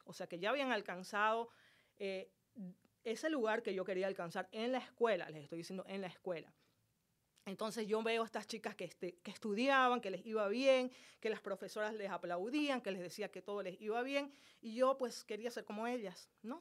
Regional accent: Santa Cruz de la Sierra, Santa Cruz, Bolivia; Yo soy boliviana, nací en la ciudad de Santa Cruz, Bolivia

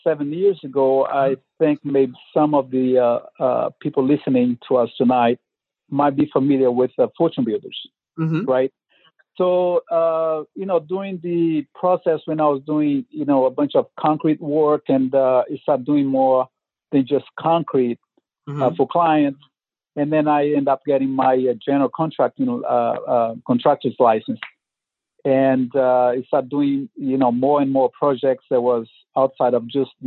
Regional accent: Brazil; moved away as an adult; now in Oakland, United States; I'm from originally from Brazil

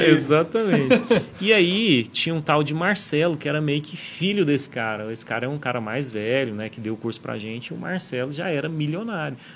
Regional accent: Goiânia, Goiás, Brazil; Sou daqui de Goiânia e fui passar sete anos lá.

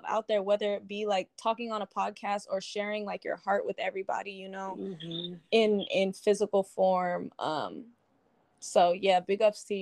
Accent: Texas, United States; moved away as an adult; also born or lived in Maryland; now in San Diego, United States; I was born in Maryland. I don't remember much of it. I moved to Texas when I was like 9. Mm-hmm. And I stayed until like I graduated high school. So that was like the bulk of like my upbringing

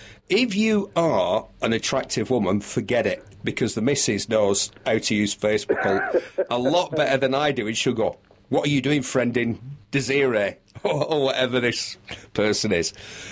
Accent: United Kingdom; But we're British, aren't we? That sort of thing's reasonably private, isn't it?

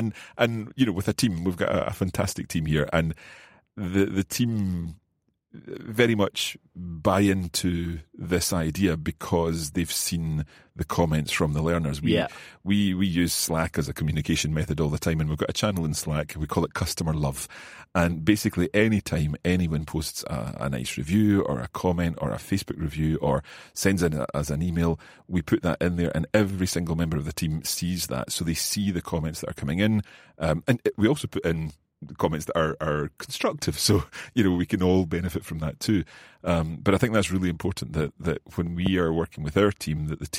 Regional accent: Scotland, United Kingdom; accent: Scottish; my Scottish accent, right. My English accent. I'm told that, and actually when I listen back to some of the earlier Coffee Break French and Spanish episodes, I was a wee bit more chuchtery, a wee bit more Scottish.

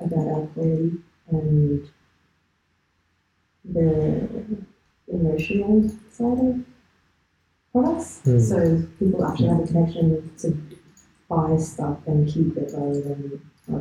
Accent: Melbourne, Victoria, Australia; We're from Melbourne

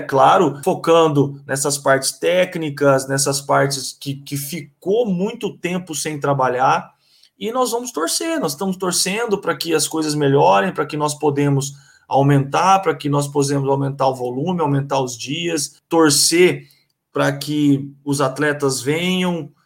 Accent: Osvaldo Cruz, São Paulo, Brazil; moved away as an adult; now in Campinas, Brazil; sou natural de Oswaldo Cruz, São Paulo

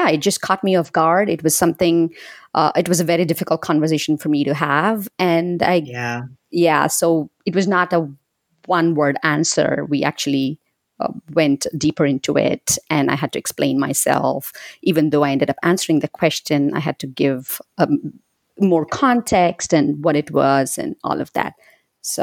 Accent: India; moved away as an adult; now in United States; I was born and raised in India, and I moved to the U.S. about two decades ago

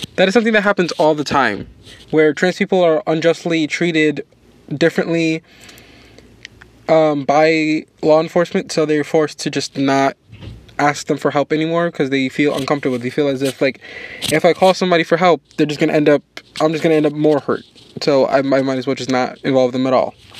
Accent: New York, United States; my home state of New York

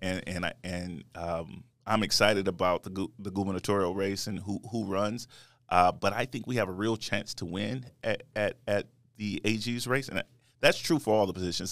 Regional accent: United States; I grew up in, um, in America

